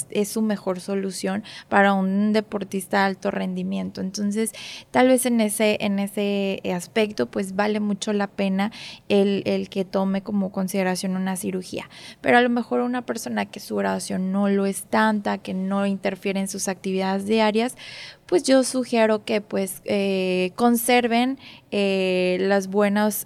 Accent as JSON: {"language": "Spanish", "town": "Monterrey", "region": "Nuevo León", "country": "Mexico", "tie": "born or raised there", "also_born_or_lived": "Mexico City", "said": "aquí crecí, aquí fueron todas las etapas, casi todas las etapas de, mi vida hasta ahorita en Monterrey"}